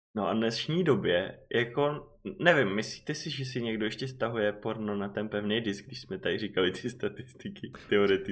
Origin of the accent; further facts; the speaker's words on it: Czechia; odkud seš, tak říkám Czech Republic